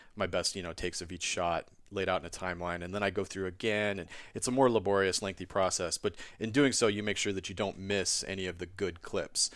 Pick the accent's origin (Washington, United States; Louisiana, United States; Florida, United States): Washington, United States; rural town just north of Wenatchee; I grew up on the West Coast. I'm from Washington State in the Cascade Mountains. I grew up in a tiny rural town just north of Wenatchee